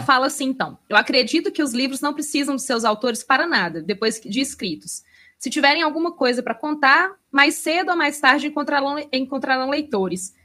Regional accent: Belo Horizonte, Minas Gerais, Brazil; eu, como tô presa nessa cidade maldita, já faz 33 anos

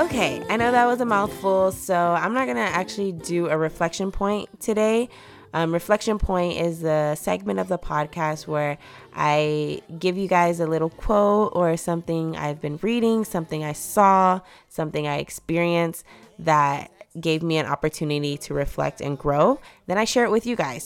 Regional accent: Texas, United States; I was born in Texas. I'm a Texas babe.

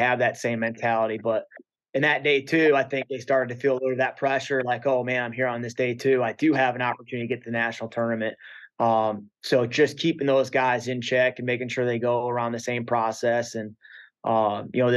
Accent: Central Ohio, United States; I was from Central Ohio

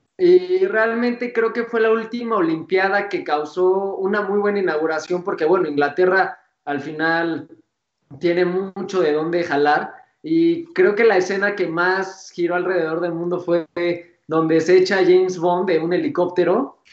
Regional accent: Mexico

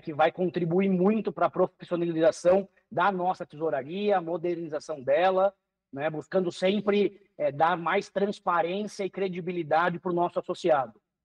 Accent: Paraná, Brazil; also born or lived in Curitiba; Eu sou aqui do estado do Paraná, moro em Curitiba

